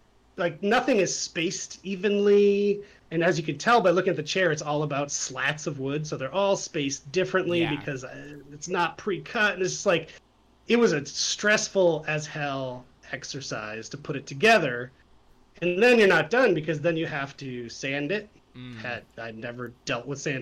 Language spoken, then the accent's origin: English; United States; moved away as an adult; now in Canada; I'm an American, but I moved to Canada to work at Ubisoft